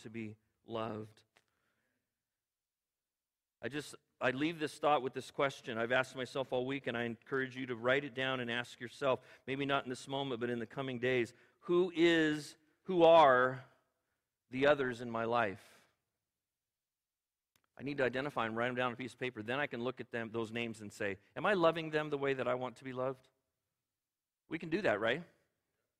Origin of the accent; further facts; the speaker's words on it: California, United States; I'm an American. I'm a Californian